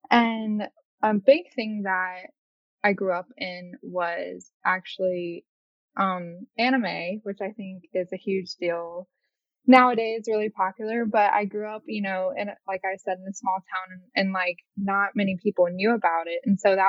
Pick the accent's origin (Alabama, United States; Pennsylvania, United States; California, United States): Alabama, United States; Montgomery; moved away as an adult; now in Los Angeles, United States; So I'm 22. Just moved to LA 3 years ago. So it's a little context. I was born and raised in Deep South, Montgomery, Alabama, to be exact.